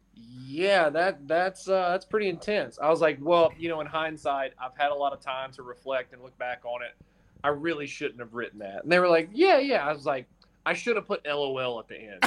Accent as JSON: {"language": "English", "region": "North Carolina", "country": "United States", "said": "I'm from North Carolina"}